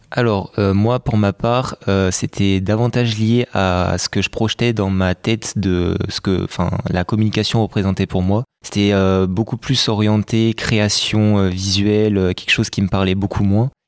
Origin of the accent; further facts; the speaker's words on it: Rennes, Brittany, France; moved away as an adult; now in Bordeaux, France; je suis de Rennes